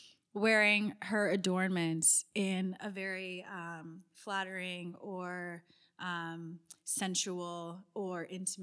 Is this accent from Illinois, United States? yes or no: no; California, United States; I was born and raised in Southern California, and it does rain there.